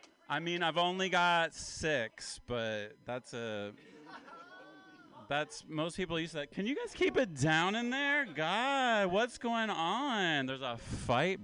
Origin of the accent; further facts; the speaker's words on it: Appalachia, United States; now in California, United States; Because I'm from Appalachia. I'm kind of from the South. I'm an Appalachian man